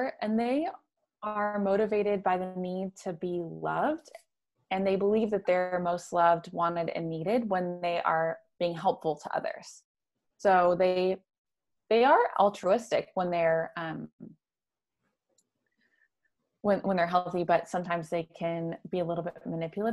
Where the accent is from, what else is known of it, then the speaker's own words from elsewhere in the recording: the Bible Belt in the South, United States; I grew up in the Bible Belt in the South